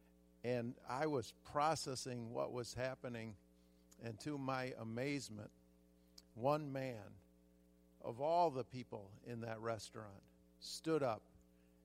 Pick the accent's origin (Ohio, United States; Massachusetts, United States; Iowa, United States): Ohio, United States; southern; also born or lived in Michigan; now in California, United States; When I was a kid, I was born in Michigan. We moved to southern Ohio, and I was about 8 years old